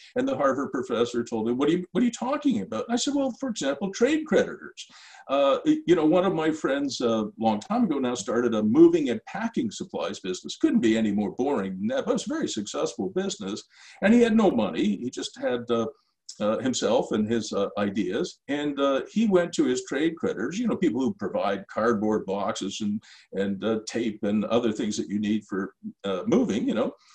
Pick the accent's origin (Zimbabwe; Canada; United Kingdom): Canada; Ottawa, Ontario; in my hometown, which is Ottawa